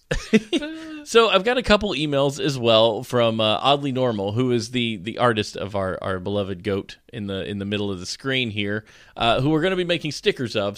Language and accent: English; United States; now in North Carolina, United States; as an American who grew up appreciating the American flag and going to rodeos